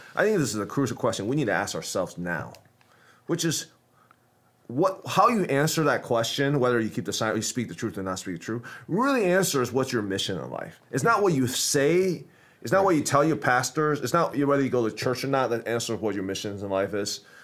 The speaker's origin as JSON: {"language": "English", "country": "United States", "said": "I'm American"}